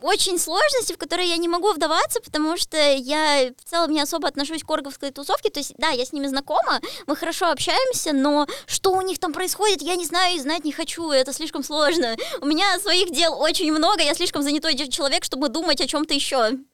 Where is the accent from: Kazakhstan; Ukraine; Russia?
Russia; Voronezh, Voronezh Oblast; я же из Воронежа